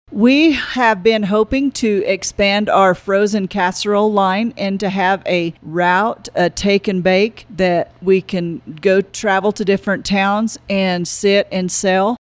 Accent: Florida Panhandle, United States; also born or lived in Fort Garland, Colorado; now in Monte Vista, United States; I was born and raised in the Florida Panhandle

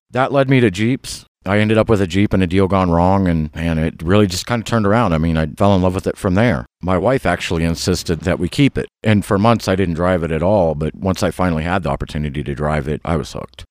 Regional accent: southern Ohio, United States; moved away as an adult; also born or lived in North Carolina; now in San Luis Valley, United States; originally, I'm from, uh, southern Ohio, corn country

